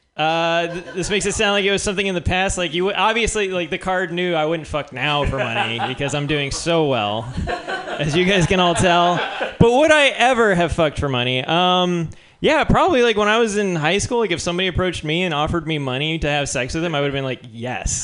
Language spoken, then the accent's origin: English; New Mexico, United States; I'm from New Mexico